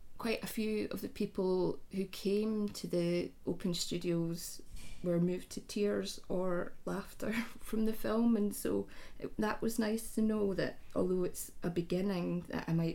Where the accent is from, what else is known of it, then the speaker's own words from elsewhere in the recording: Scotland, United Kingdom; runs through all the females in my family, and I suspect is a kind of Scottish thing